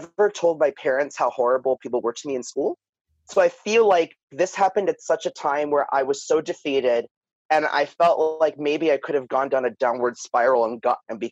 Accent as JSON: {"language": "English", "town": "New York City", "region": "New York", "country": "United States", "also_born_or_lived": "Florida", "moved": "yes", "said": "me and my sister, who are from Staten Island"}